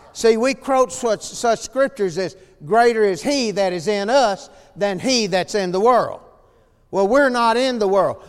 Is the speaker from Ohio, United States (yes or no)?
no; El Dorado, Arkansas, United States; I grew up here in El Dorado